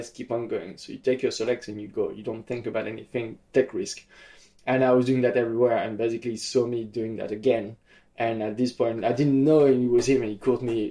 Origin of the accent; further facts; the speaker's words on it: Nice, Provence-Alpes-Côte d'Azur, France; my hometown of Nice